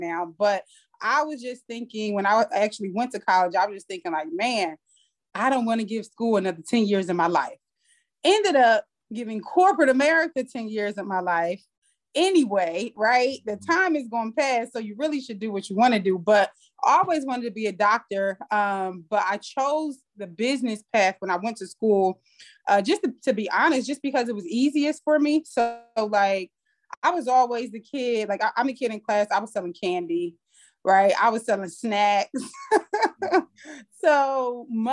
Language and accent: English; Trenton, New Jersey, United States; moved away as an adult; now in Atlanta, United States; I'm from New Jersey, from Trenton, New Jersey. Small town, grew up in the projects, raised by two teenage parents.